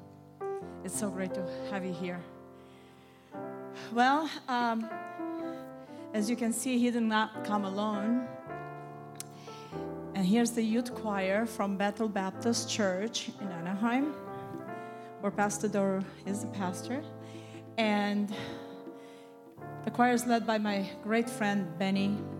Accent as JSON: {"language": "English", "country": "Romania", "moved": "yes"}